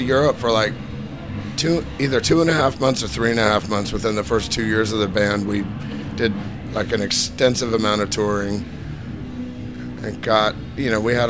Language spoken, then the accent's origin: English; Portland, Oregon, United States; we're from Portland.